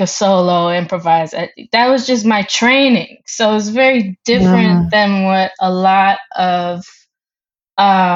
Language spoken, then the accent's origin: English; New York, United States; I grew up here in New York.